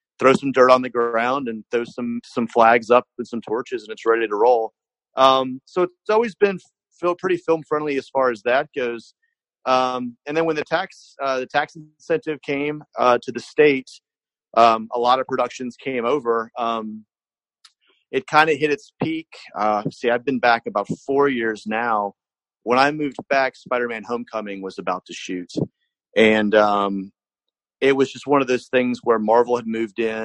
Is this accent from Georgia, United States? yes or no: yes; Savannah, Georgia, United States; also born or lived in Louisville; now in Atlanta, United States; I grew up in Savannah. I moved to Atlanta in 98 after college